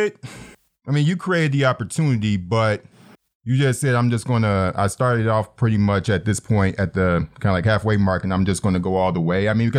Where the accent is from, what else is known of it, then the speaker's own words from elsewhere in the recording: Detroit, Michigan, United States; we are both from Detroit.